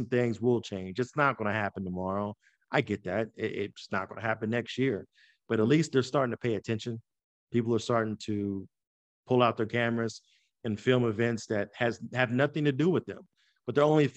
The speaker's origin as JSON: {"language": "English", "region": "West Virginia", "country": "United States", "tie": "born or raised there", "moved": "yes", "lives_now": "Pittsburgh, United States", "said": "growing up in West Virginia, there's a stereotype"}